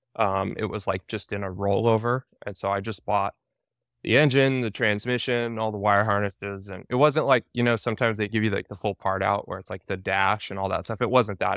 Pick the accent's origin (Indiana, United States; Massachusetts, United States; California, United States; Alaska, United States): Alaska, United States; my wife and I, we were actually, like, uh, we're from Alaska